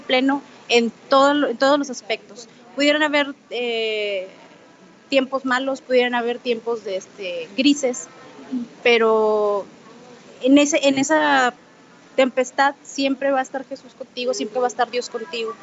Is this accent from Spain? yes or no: no; Monterrey, Nuevo León, Mexico; de Monterrey, Nuevo León